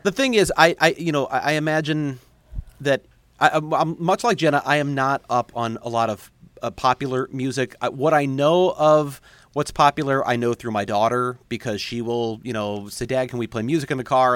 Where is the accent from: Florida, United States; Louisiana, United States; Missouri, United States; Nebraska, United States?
Missouri, United States; St. Louis; moved away; also born or lived in Kansas City; I'm from Saint Louis, so I was a Saint Louis football fan growing up